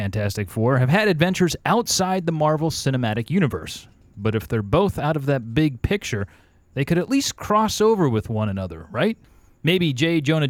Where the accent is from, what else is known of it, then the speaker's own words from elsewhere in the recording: Cleveland, Ohio, United States; I grew up in Cleveland.